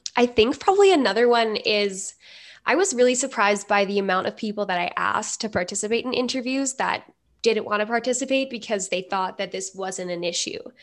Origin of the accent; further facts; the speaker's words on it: Edmonton, Alberta, Canada; I'm from Edmonton, Alberta.